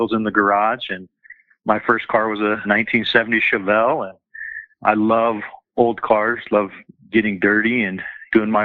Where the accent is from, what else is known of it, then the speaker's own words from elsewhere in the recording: Denver, Colorado, United States; I grew up in Southeast Denver, so I'm pretty seated in the community